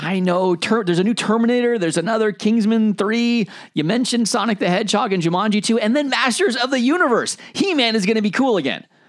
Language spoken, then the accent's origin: English; United States; moved away as an adult; now in United Kingdom; as an American coming over to the UK.